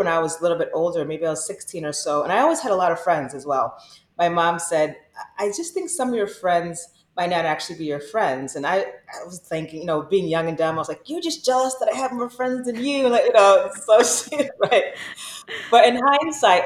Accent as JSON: {"language": "English", "region": "Michigan", "country": "United States", "said": "I'm from Michigan"}